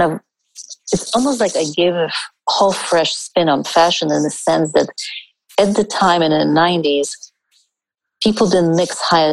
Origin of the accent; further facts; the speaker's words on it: India; I was born in India